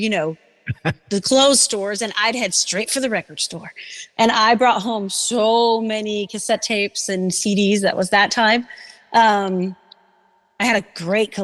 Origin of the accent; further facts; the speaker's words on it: Denmark; moved away as an adult; now in Seattle, United States; I grew up in Denmark, went to school there.